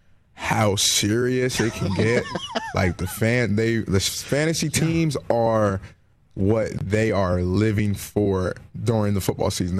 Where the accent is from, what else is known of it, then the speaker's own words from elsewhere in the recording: Salem, New Jersey, United States; I'm from South Jersey, Exit 1, Salem, New Jersey